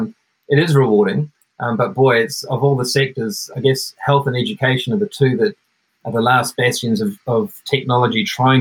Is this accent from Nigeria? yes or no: no; Netherlands; but I grew up in the Netherlands for 5 years. So I played baseball at an American school there, an international school